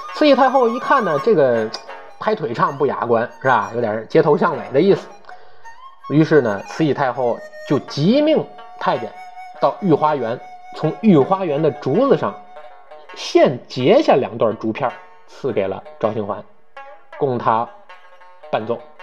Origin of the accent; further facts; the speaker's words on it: Tianjin, China; 咱们这些土生土长的老天津人